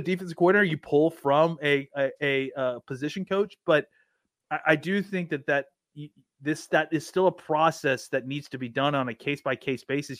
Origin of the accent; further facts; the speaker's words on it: Texas, United States; I'm from Texas.